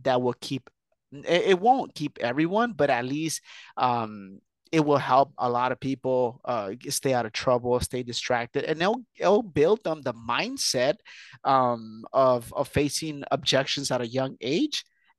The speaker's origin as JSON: {"language": "English", "town": "Huntington Park", "region": "California", "country": "United States", "tie": "born or raised there", "also_born_or_lived": "Mexico", "said": "So I was born in Mexico. I was brought here very young. I did the whole school system here in to be specific, Huntington Park, California, which is about 10 miles from downtown"}